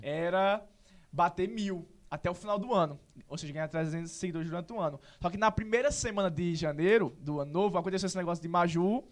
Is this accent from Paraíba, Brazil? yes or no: yes; Serra Branca, Paraíba, Brazil; also born or lived in Sumé; Eu nasci em Sumé, eu só nasci aqui porque o Hospital Serra Branca estava em reforma. Mas, assim, só fiz nascer e sou de lá